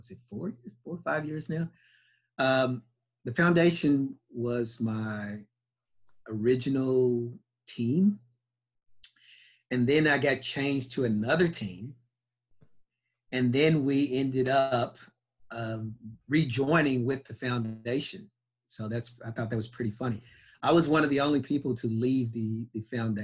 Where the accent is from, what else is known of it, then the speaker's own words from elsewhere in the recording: Louisville, Kentucky, United States; moved away as an adult; also born or lived in California / Australia / Canada; I'm a 5'10" black kid from Louisville, Kentucky